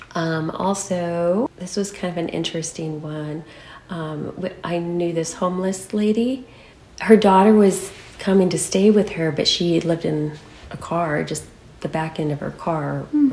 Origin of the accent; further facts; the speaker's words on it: Saranac, Michigan, United States; moved away as an adult; now in California, United States; I was born and raised in Saranac, Michigan, on a small farm. And I moved to California the day I got married.